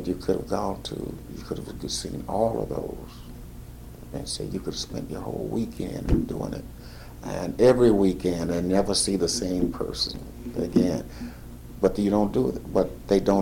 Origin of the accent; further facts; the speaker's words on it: St. Louis, Missouri, United States; When I was born, we lived on Compton. No, we didn't. We lived on Morgan Street, which is now Del Mar. And we moved from there to Compton.